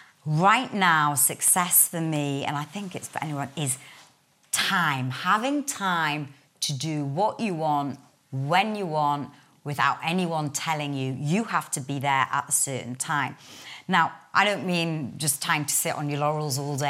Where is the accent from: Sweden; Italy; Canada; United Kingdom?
United Kingdom; Newcastle upon Tyne, North East England; accent: Geordie; I'm a Geordie girl, born and bred northerner from Newcastle.